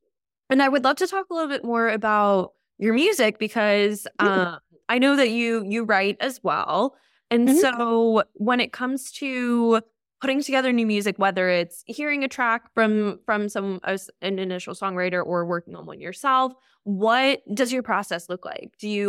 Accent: United States; Like I grew up right outside New York City.

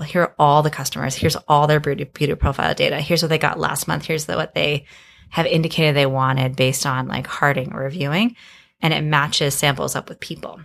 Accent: Miami, Florida, United States; I grew up in Miami

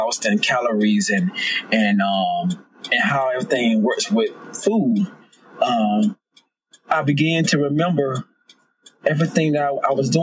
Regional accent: Georgia, United States; I'm from the South, I'm from Georgia.

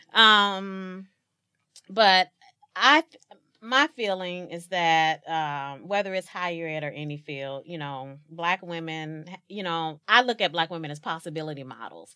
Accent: East St. Louis, Illinois, United States; born and raised in East Saint Louis, Illinois

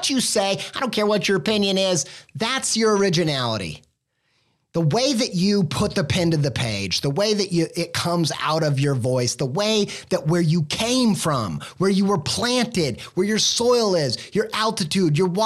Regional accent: Indiana, United States; moved away; a Midwestern Indiana boy raised

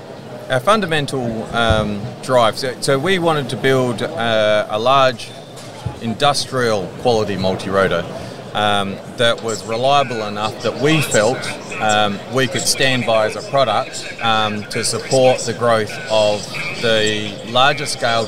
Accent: Adelaide, South Australia, Australia; South Australia, so Adelaide. Okay. So farm boy originally, and haven't moved too far from where I grew up, and sleepy little town of Adelaide.

